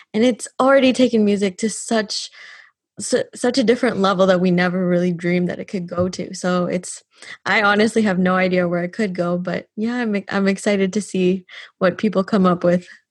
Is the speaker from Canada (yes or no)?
yes; Canada; now in Dublin, Ireland